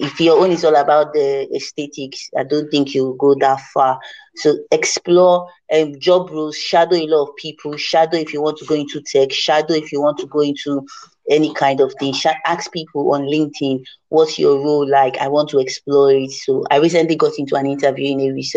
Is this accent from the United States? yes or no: no; Niger Delta, Nigeria; I come from the Niger Delta